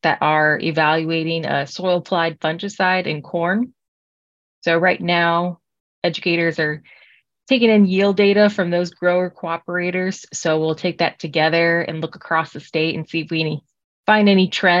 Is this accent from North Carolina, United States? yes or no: no; Kalida, Ohio, United States; also born or lived in Williams County, Ohio / Pandora, Ohio; I'm originally from Kaleida, Ohio, which is up in the northwestern corner of the state